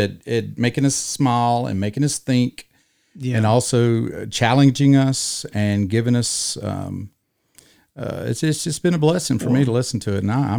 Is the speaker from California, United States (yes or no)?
no; North Carolina, United States; I'm from North Carolina too.